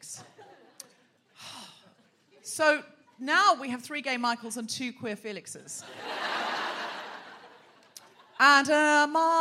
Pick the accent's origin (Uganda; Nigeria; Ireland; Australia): Australia; now in London, United Kingdom; I'm from Australia